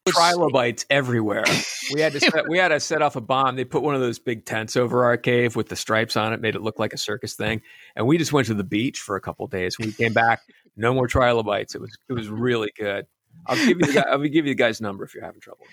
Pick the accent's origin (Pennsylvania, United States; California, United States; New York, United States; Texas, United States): Pennsylvania, United States; I grew up in Pennsylvania